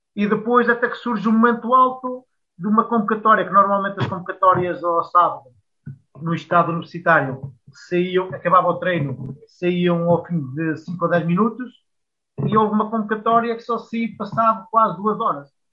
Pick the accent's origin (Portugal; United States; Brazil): Portugal; Coimbra, Centro; also born or lived in Cambres; eu eh, nasci em Cambres, mas eu sou de Coimbra. Eu fui para lá com muito, para muito cedo, naquela altura em que da nossa adolescência começam a fazer os primeiros amigos